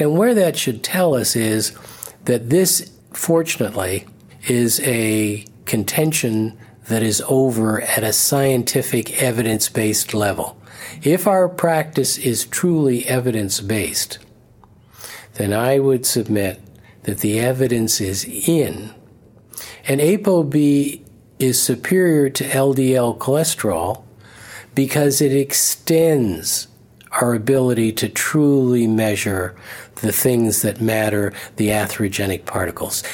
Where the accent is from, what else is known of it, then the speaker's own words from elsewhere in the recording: Canada; I'm a Canadian